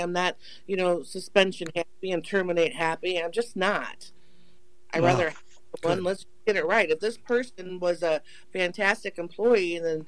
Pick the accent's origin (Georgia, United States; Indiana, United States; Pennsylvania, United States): Indiana, United States; Portage; I live in Portage, born and raised in Portage.